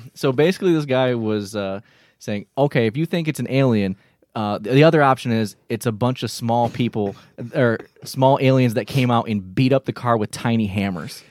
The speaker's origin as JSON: {"language": "English", "region": "Michigan", "country": "United States", "said": "we're from Michigan"}